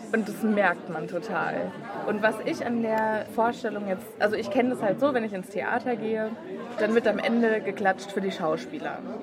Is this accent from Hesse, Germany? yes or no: yes; south of Frankfurt, Hesse, Germany; Wir kommen aus Hessen.